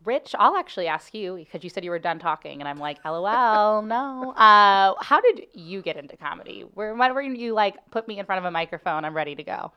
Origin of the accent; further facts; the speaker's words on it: Cincinnati, Ohio, United States; now in St. Louis, United States; I'm from Cincinnati